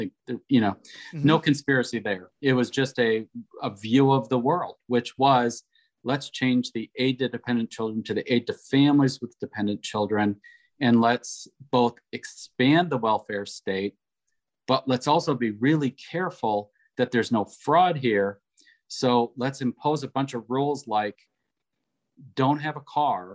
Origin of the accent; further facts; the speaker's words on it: Wisconsin, United States; I was able to work for my home state in Wisconsin on welfare reform.